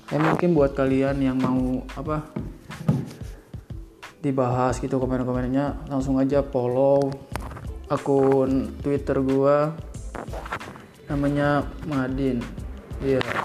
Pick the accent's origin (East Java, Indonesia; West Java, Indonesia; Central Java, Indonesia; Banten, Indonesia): West Java, Indonesia; Bogor; gue kan dari Bogor juga dari Sunda jadi sedikit-sedikit bahasa halus bahasa kasar insya Allah mumpuni lah